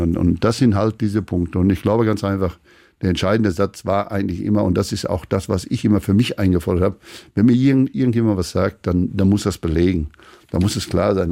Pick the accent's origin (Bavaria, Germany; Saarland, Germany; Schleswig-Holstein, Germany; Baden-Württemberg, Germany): Schleswig-Holstein, Germany; Wir sind ja Schleswig-Holsteiner.